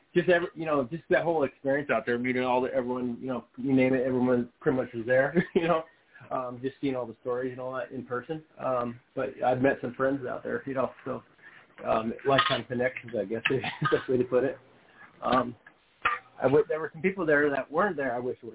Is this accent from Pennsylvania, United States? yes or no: no; Seattle, Washington, United States; I'm from Seattle.